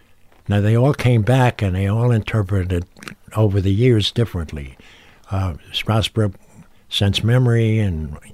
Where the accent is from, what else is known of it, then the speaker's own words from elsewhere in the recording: New York City, New York, United States; as a kid growing up in Brooklyn, which is known as the city of churches.